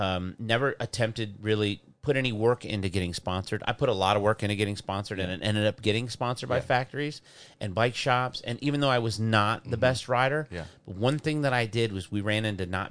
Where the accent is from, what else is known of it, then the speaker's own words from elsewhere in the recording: Michigan, United States; I grew up in Michigan.